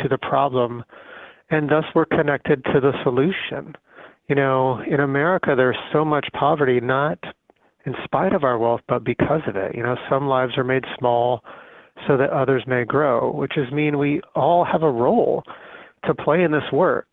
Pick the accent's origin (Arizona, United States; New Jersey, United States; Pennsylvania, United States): Arizona, United States; moved away; also born or lived in San Jose, California; I was born in San Jose, actually, but I was raised in a little town in Arizona, and I grew up poor